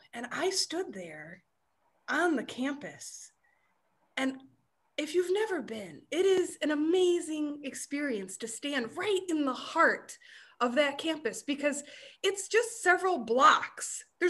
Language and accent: English; Vernon Hills, Illinois, United States; moved away as an adult; also born or lived in Maryland / Tempe, Arizona; now in North Carolina, United States; Once upon a time, I hatched out of my giant dinosaur egg in Maryland, and at the tender age of 6 months, moved to the north side of Chicago to a little community called Vernon Hills that was once just farmland and now is urban sprawl and suburbia at its greatest.